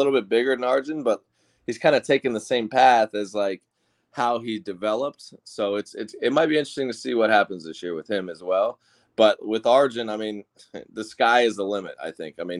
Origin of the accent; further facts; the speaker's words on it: Clearwater, Florida, United States; my hometown.